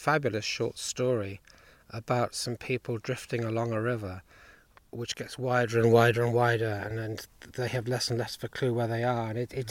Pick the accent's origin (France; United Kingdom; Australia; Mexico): United Kingdom; East Anglia, East of England; I come from East Anglia